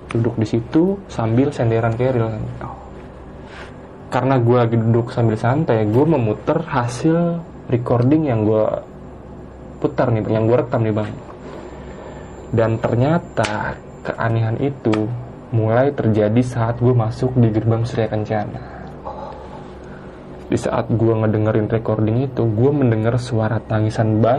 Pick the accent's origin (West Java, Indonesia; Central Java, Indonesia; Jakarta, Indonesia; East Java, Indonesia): Jakarta, Indonesia; Itu gue mendaki bersama dengan tiga orang teman gue yang berasal dari Jakarta juga.